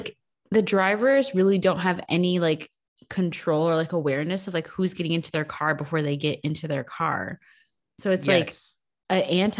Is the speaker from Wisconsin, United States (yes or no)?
yes; Wisconsin, United States; born or raised there; moved away